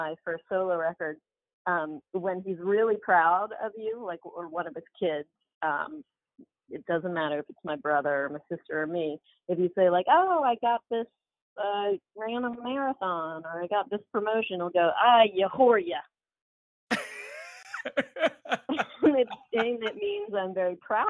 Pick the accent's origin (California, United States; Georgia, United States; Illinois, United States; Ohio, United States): Georgia, United States; Albany; now in New York, United States; we were all born in New York, but my dad's in textiles. And so he got offered a job in Albany, Georgia, which is called Albany, Georgia, home of …. We moved there in 1980, and so we grew up in the South